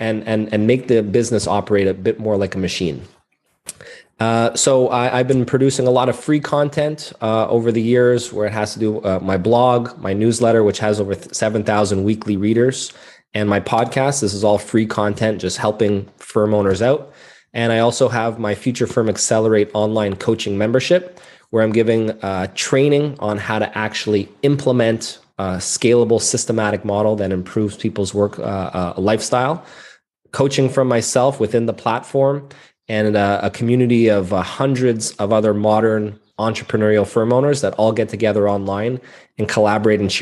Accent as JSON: {"language": "English", "town": "Montreal", "region": "Quebec", "country": "Canada", "tie": "born or raised there", "said": "I'm a CPA born and raised in Montreal, Canada."}